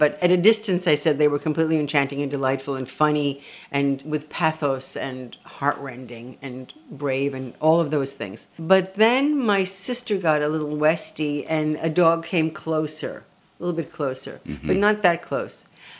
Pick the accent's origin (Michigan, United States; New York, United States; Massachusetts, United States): New York, United States; also born or lived in Tel Aviv, Israel; I was born in Tel Aviv. Yes. And then when I was 4 years old, we moved to New York. First, a short stint on Upper Broadway at the Hotel Monterey.